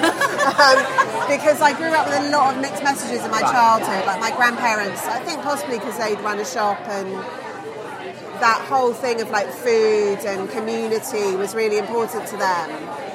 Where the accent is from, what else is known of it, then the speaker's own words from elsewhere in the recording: Bruton, South West England, United Kingdom; now in London, United Kingdom; Because I grew up in Somerset, in a little place called Bruton, which has become alarmingly trendy